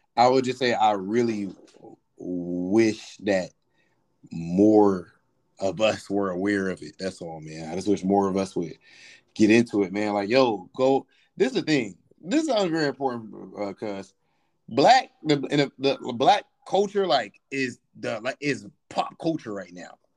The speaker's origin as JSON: {"language": "English", "region": "Ohio", "country": "United States", "said": "I'm from Ohio"}